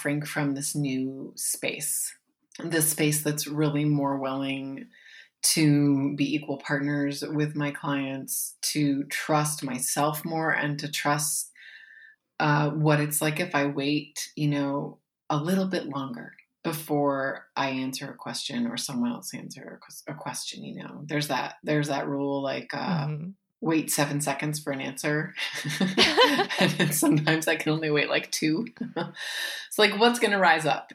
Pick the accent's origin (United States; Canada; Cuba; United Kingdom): United States; Pacific Northwest; now in Appalachia, United States; I'm from the Pacific Northwest, although I live in Appalachia now.